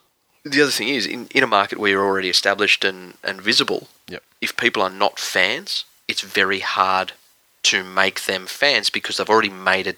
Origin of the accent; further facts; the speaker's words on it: Queensland, Australia; As a Queenslander